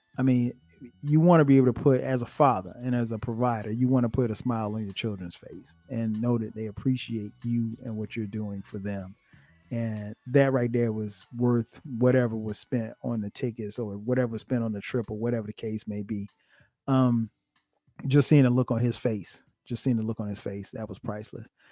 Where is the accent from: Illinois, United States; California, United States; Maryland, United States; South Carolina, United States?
South Carolina, United States; Florence; moved away as an adult; now in Atlanta, United States; we grew up together in Florence.